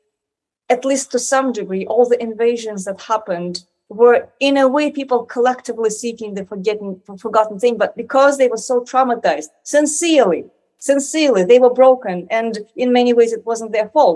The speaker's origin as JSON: {"language": "English", "region": "Moscow", "country": "Russia", "tie": "born or raised there", "said": "I grew up in Moscow"}